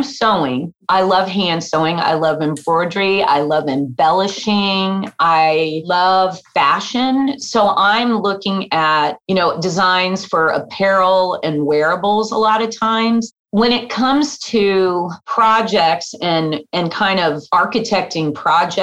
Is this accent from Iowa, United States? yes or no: yes; Des Moines, Iowa, United States; moved away; also born or lived in Kansas; my hometown of Des Moines, Iowa